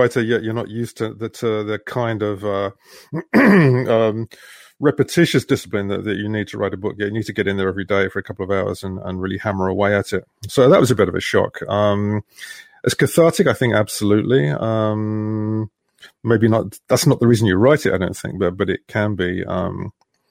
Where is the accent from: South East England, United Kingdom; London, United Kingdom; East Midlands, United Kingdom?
London, United Kingdom; growing up in London